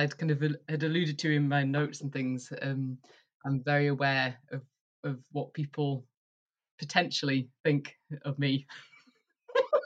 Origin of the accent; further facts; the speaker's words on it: Yorkshire and the Humber, United Kingdom; moved away as an adult; also born or lived in York / Edinburgh / East Lothian; now in Duffus, Moray, United Kingdom; I grew up in Yorkshire in the countryside